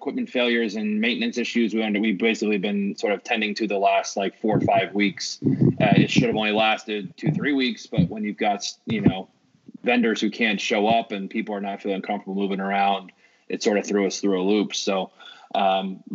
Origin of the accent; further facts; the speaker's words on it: San Francisco, California, United States; I grew up in San Francisco